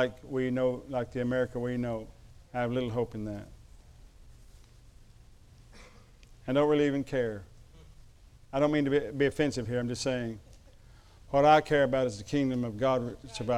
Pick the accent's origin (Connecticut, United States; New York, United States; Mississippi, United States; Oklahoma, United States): Oklahoma, United States; Chickasaw country; I come from Chickasaw country, when Ardmore is its capital.